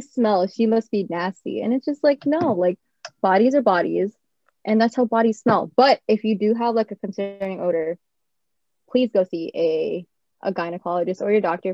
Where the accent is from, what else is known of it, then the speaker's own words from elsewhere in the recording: California, United States; also born or lived in Japan; I was born in Japan, but I always grew up in California